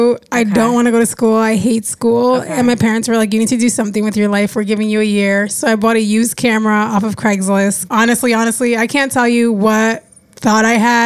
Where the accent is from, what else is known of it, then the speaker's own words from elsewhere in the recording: New Jersey, United States; Yeah. I'm a fake New Yorker, but I'm from Jersey.